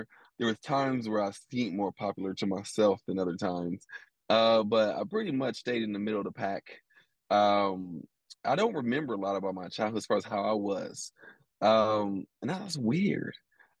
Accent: Columbus, Ohio, United States; moved away as an adult; also born or lived in Philadelphia, Pennsylvania; now in Louisville, United States; No, I'm living in Louisville. I'm from Columbus, Ohio, but I've been in Louisville since college. So I feel like I'm from here. Most people don't know I'm from Columbus, Ohio. And most people definitely don't know that I was born in Philadelphia.

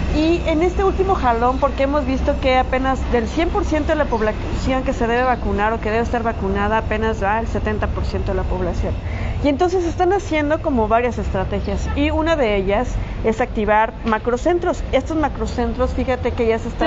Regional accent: Comitán, Chiapas, Mexico; el Colegio Mariano N. Ruiz, nuestro colegio, porque todos somos hijos del Colegio Mariano

